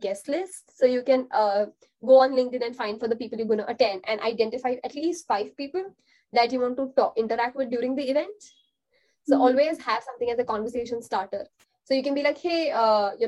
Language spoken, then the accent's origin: English; India; as an Indian